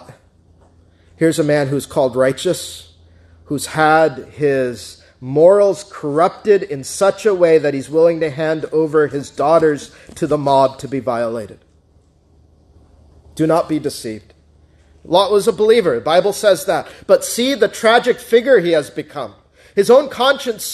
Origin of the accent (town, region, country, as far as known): United States